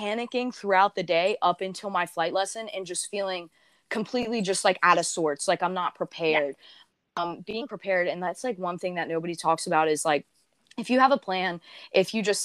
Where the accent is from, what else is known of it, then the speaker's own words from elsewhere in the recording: the South, United States; I grew up in the South